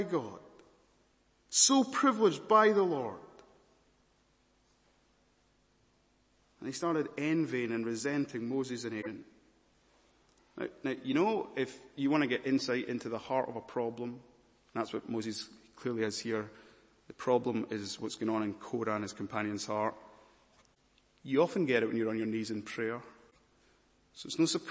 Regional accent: Scotland, United Kingdom; I'm a Scottish preacher

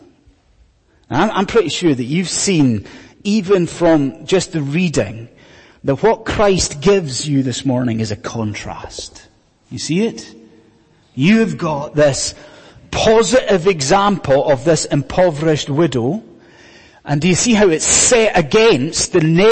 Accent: Scotland, United Kingdom; when I was growing up in Scotland, many years ago

